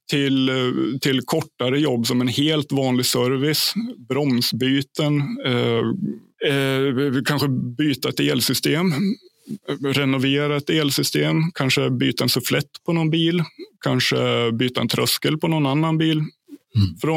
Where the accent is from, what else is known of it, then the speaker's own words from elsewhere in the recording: Ljusdal, Gävleborg County, Sweden; Min {S1} hemkommun, {S2} Ljusdals kommun. Det ligger 30 mil norr om, eh, om Stockholm på ett ungefär.